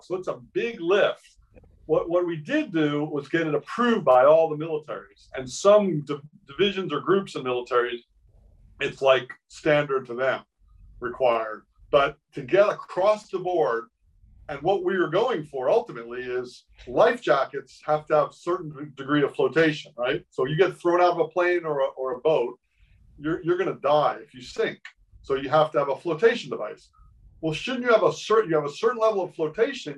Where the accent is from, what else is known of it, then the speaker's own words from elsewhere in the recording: Miami, Florida, United States; moved away; I grew up in Miami